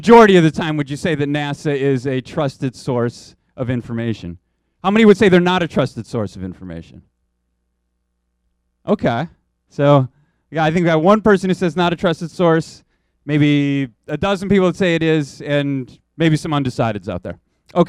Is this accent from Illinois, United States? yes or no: yes; Chicago, Illinois, United States; also born or lived in San Francisco; return to my hometown of Chicago. And when I came back in 2008